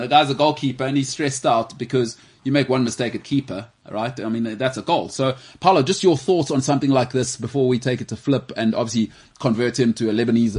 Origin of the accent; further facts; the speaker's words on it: South Africa; as a South African fan.